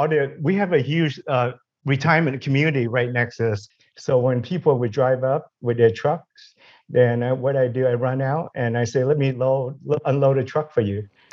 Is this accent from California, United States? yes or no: yes; San Fernando Valley, California, United States; We grew up in the San Fernando Valley.